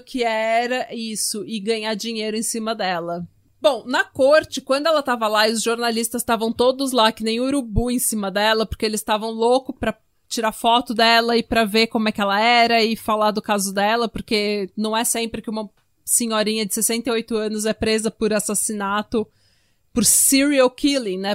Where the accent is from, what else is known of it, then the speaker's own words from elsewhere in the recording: Brazil; Eu sou brasileira